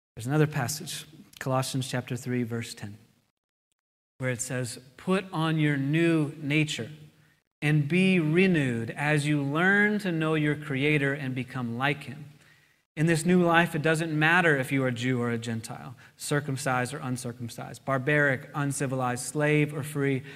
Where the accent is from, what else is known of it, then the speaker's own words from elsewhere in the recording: United States; I'm an American